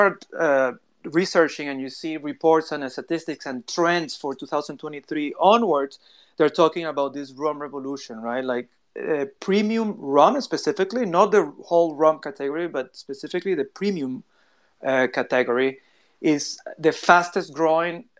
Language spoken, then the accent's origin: English; Venezuela; moved away; also born or lived in Singapore / Cambodia; I'm from Venezuela